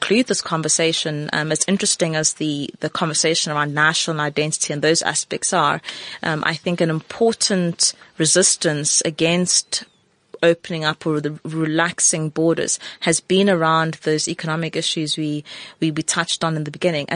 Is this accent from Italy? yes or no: no; South Africa